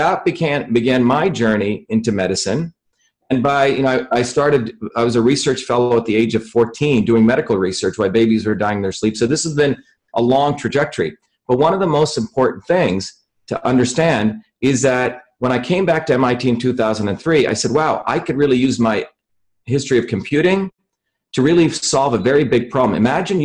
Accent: India; moved away; I grew up in India where my grandmother was a real healer.

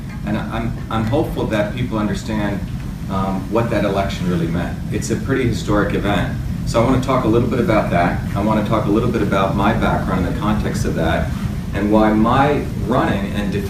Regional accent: India; now in United States; You see, I came from India in a caste system. You won't find a lot of Indians like me in America.

